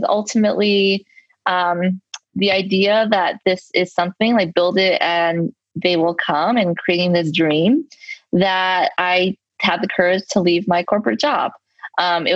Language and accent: English; Los Angeles, California, United States; I am a native Angeleno. So I am born and raised in Los Angeles, and I'm uniquely still living here.